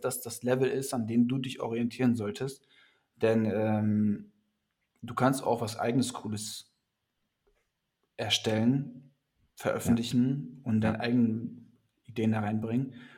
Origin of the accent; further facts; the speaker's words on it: North Rhine-Westphalia, Germany; now in Hamburg, Germany; ich bin eigentlich aus NRW